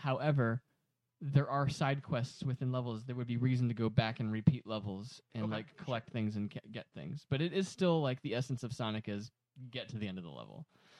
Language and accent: English; Aurora, Illinois, United States; I grew up in Aurora, Illinois.